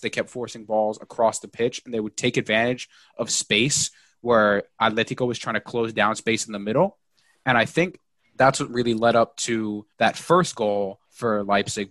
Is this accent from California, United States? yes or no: no; New York, United States; I'm from New York.